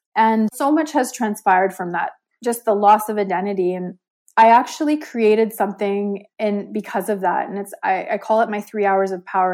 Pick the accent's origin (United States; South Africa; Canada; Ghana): Canada; Calgary, Alberta; I'm from Calgary, Alberta, Canada. Born and raised a first generation Canadian